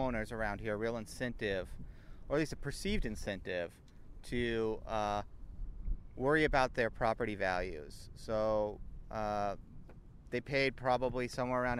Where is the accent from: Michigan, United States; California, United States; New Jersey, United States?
California, United States; Manhattan Beach; I grew up in Manhattan Beach.